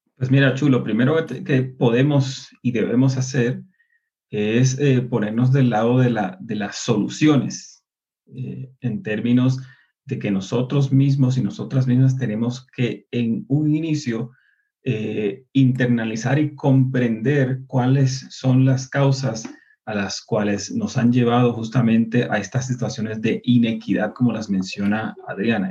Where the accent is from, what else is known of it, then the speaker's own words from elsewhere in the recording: Puerto Rico; moved away; nosotros como puertorriqueños, y recuerden que la diáspora fuera de nuestro país